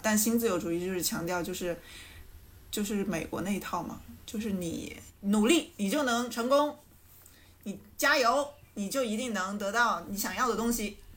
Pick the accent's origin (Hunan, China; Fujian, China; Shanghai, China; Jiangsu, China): Hunan, China; Changsha; accent: plastic Mandarin; 这是一档由四个长沙别人发起的塑料普通话播客节目